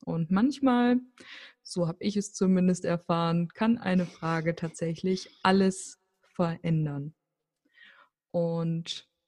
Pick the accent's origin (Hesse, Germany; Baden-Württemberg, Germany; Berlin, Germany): Hesse, Germany; Fulda; born there; now in Rothenburg ob der Tauber, Germany; ich lebe in Rodenburg auf der Tauber, bin gebürtig aus Fulda.